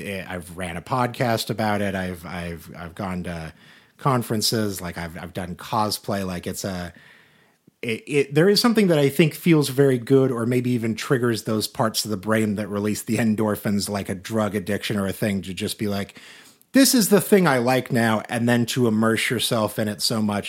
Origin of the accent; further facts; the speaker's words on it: Salina, Kansas, United States; moved away; my hometown of Salina, Kansas